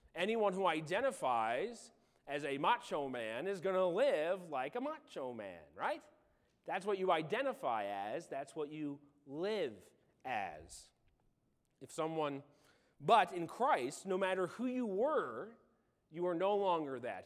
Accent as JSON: {"language": "English", "region": "Illinois", "country": "United States", "tie": "born or raised there", "moved": "yes", "said": "I grew up in Illinois on a farm"}